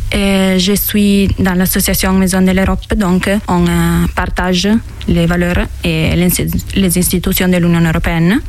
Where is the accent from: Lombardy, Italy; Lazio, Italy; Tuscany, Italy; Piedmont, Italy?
Piedmont, Italy; Mondovì; French is a second language; moved away as an adult; now in France; Je viens d'Italie, euh, d'un village qui s'appelle Mondovi, dans la province de Cuneo, dans le nord de l'Italie